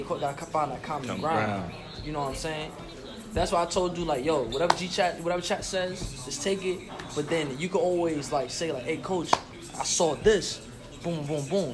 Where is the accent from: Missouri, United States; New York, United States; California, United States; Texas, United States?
New York, United States; I'm from New York